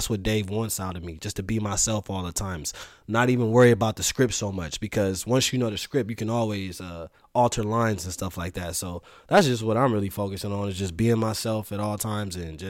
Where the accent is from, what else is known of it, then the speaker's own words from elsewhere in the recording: Los Angeles, California, United States; And then I'm also like from the West Coast, so I'm from a very trendy place, like LA, you know what I mean?